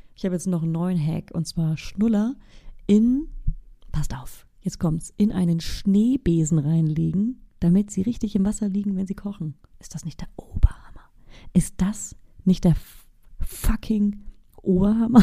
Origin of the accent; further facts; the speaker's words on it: Bavaria, Germany; moved away; in meiner Heimat, in Bayern